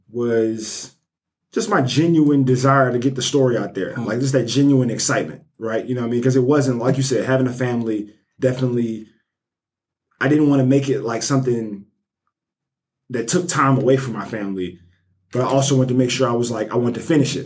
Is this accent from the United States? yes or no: yes; Birmingham, Alabama, United States; I'm from Birmingham, born and raised um, Nigerian American.